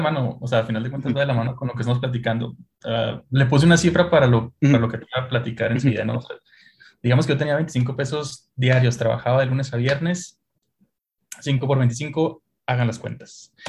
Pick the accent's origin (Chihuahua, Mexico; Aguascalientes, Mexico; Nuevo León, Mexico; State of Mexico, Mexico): Chihuahua, Mexico; somos de Chihuahua